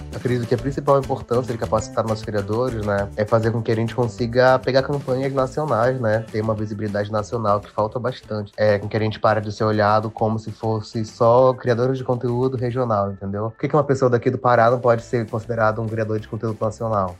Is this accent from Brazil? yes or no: yes; Belém, Pará, Brazil; now in São Paulo, Brazil; Sou de Belém, sou da Amazônia, mas atualmente moro em São Paulo